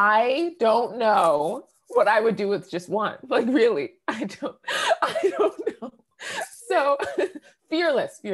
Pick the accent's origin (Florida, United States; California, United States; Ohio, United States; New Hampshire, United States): New Hampshire, United States; also born or lived in Boston, Massachusetts; I grew up in New England, right? Born in Boston, raised in New Hampshire